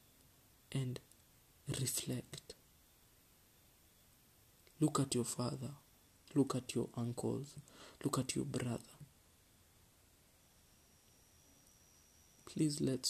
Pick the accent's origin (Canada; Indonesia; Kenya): Kenya; as a Kenyan